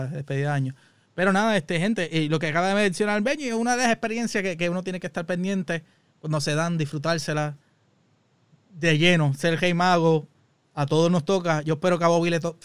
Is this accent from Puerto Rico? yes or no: yes; Puerto Rico; moved away; esas son las cosas que llenan uno como puertorriqueño acá